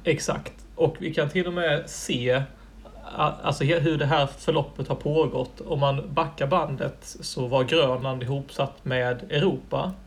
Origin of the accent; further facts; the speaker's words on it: Helsingborg, Skåne, Sweden; moved away as an adult; now in Iceland; hemma i Helsingborg